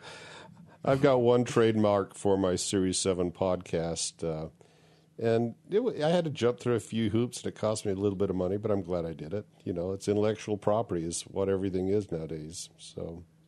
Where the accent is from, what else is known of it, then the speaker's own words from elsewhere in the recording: United States; as an American